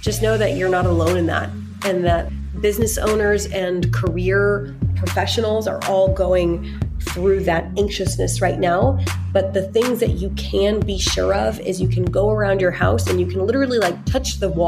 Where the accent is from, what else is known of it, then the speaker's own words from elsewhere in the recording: United States; I grew up mainly in America